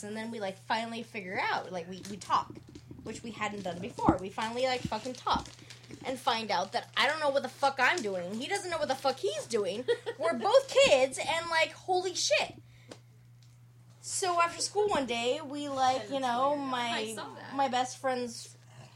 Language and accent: English; Southern California, United States; I grew up in Southern California